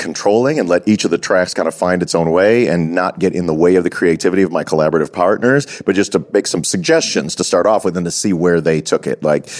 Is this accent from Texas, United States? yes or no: no; Chicago, Illinois, United States; now in Los Angeles, United States; So that whenever somebody's from my hometown